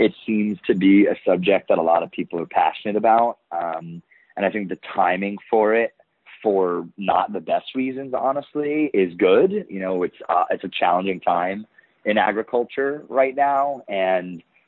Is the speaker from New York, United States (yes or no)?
yes; New York, United States; I'm from New York